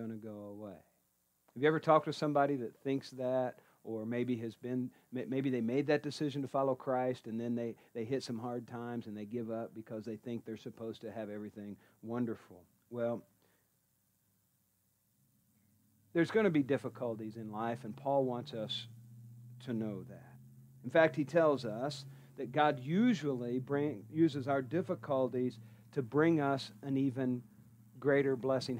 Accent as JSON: {"language": "English", "town": "Columbus", "region": "Indiana", "country": "United States", "said": "I'm from Columbus, Indiana, right? Proud"}